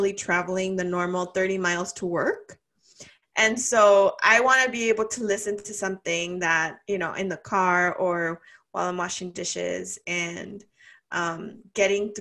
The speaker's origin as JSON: {"language": "English", "town": "Los Angeles", "region": "California", "country": "United States", "said": "I lived in East LA. I'm originally from East LA."}